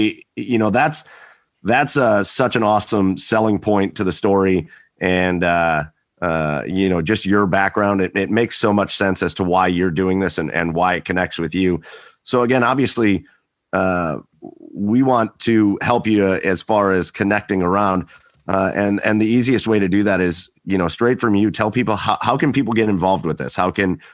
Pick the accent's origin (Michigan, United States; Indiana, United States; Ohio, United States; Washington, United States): Ohio, United States; We're from Ohio